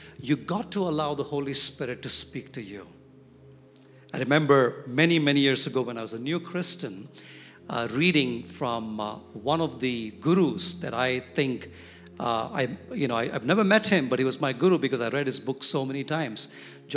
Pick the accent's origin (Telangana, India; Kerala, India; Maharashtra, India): Telangana, India; Hyderabad; I'm from Hyderabad